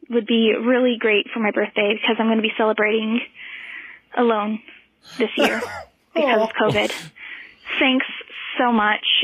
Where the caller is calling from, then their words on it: Bakersfield, California, United States; from California, Bakersfield, California.